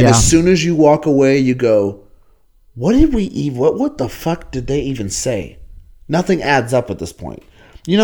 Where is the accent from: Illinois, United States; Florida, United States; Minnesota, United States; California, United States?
California, United States; also born or lived in Baton Rouge, Louisiana / the South; you grow up in California